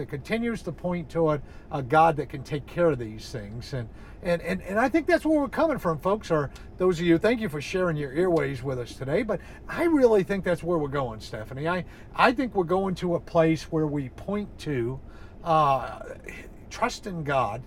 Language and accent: English; New England, United States; I'm from New England